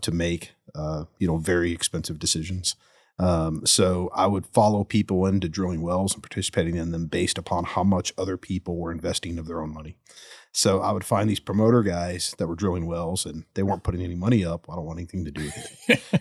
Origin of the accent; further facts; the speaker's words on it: Spring, Tomball, Woodlands area, Texas, United States; I grew up in the Northeastern area, Spring, Tomball, Woodlands area. Still live up there now